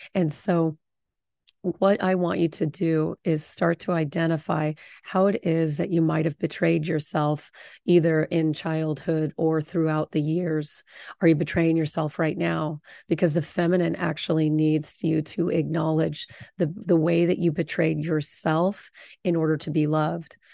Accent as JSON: {"language": "English", "area": "Orange County", "region": "Southern California", "country": "United States", "tie": "born or raised there", "said": "I grew up in Orange County"}